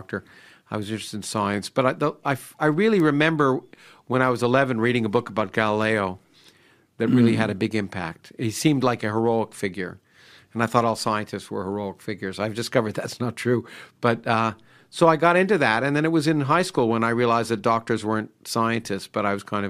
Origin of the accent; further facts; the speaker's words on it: Toronto, Ontario, Canada; also born or lived in United States; I grew up in Canada.